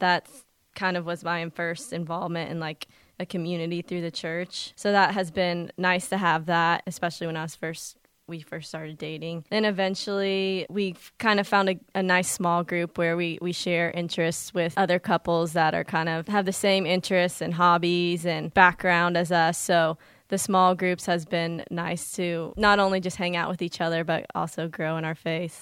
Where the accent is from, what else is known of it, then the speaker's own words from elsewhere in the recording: Columbus, Indiana, United States; I grew up in Columbus, Indiana